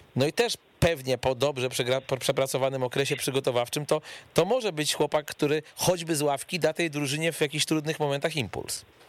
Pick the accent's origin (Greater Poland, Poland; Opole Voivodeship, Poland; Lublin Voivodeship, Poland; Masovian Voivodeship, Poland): Masovian Voivodeship, Poland; Płock; Wisła Płock, czyli klub z mojego rodzinnego miasta